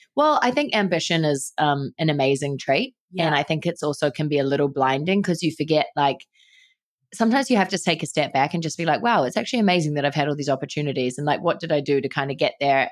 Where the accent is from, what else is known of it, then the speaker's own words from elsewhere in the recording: New Zealand; growing up in New Zealand where everyone's active and works out